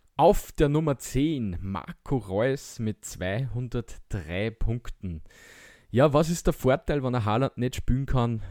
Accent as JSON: {"language": "German", "country": "Austria", "said": "wir als Österreicher"}